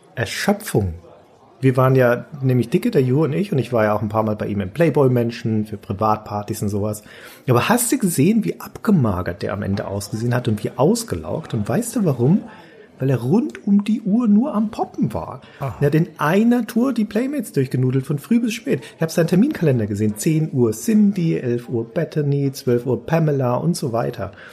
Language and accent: German; Nuremberg, Bavaria, Germany; meine Heimatstadt